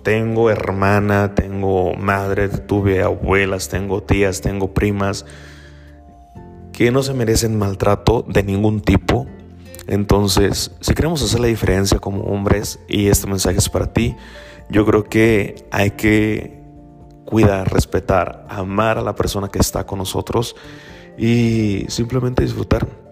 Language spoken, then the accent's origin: Spanish; Mexico; soy mexicano, y desafortunadamente como tal, eh, vivimos en una sociedad machista, eh, yo provengo de un pueblo